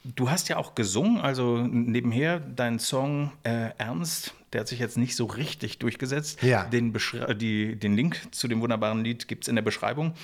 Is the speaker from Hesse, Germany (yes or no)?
no; Berlin, Germany; ich bin ja selber Berliner